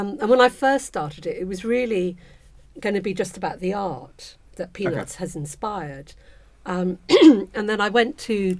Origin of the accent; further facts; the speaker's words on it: Kuala Lumpur, Federal Territory of Kuala Lumpur, Malaysia; now in United Kingdom; I was brought up in Kuala Lumpur, Malaysia